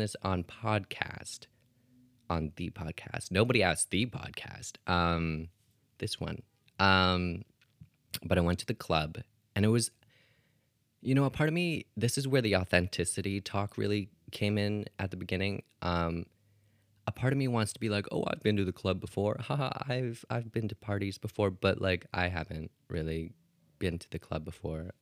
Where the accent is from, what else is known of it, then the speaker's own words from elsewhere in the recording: Canada; I'm Canadian